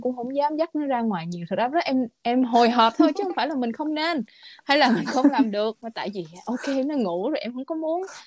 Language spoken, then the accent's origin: Vietnamese; Vietnam; moved away as an adult; now in United States; lúc em ở Việt Nam